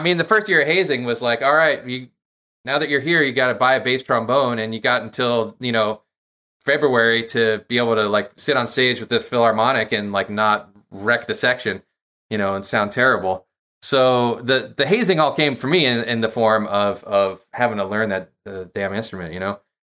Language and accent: English; Massachusetts, United States; also born or lived in Maryland / Lathrop Village, Michigan; Massachusetts is where I grew up.